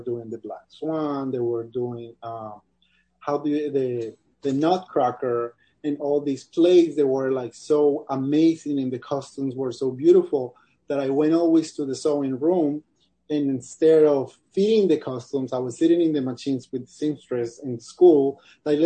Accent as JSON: {"language": "English", "town": "Cali", "region": "Valle del Cauca", "country": "Colombia", "tie": "born or raised there", "moved": "yes", "said": "the city I grew up, or actually in Colombia"}